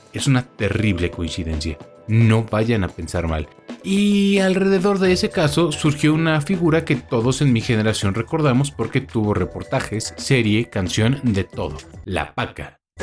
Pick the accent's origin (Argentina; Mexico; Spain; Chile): Mexico; como buen mexicano